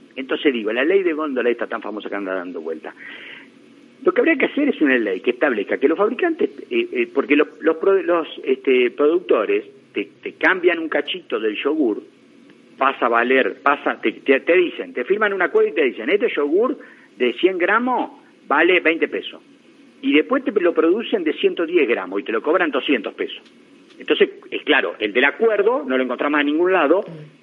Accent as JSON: {"language": "Spanish", "country": "Argentina", "tie": "born or raised there", "said": "la Argentina donde yo nací"}